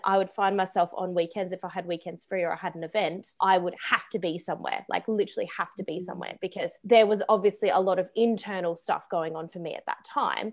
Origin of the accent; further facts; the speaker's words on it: Australia; moved away; I am from Australia